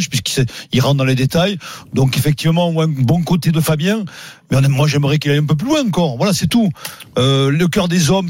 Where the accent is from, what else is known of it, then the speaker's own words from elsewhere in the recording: France; je comprends, je suis français.